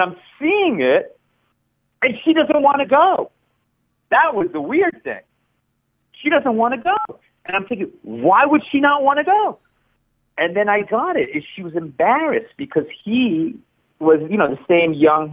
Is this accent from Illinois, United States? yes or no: no; the New York area, United States; born or raised there; first language Spanish; English is a second language; also born or lived in Chile